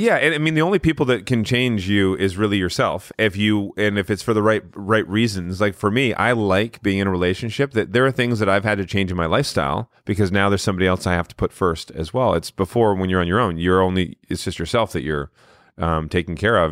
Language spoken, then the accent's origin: English; Canada; we grew up in Canada